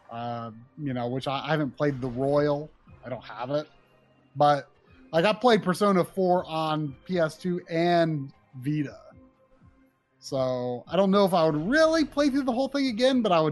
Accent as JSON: {"language": "English", "country": "Brazil", "second_language": "English", "said": "This game is so amazing. I'm from Brazil."}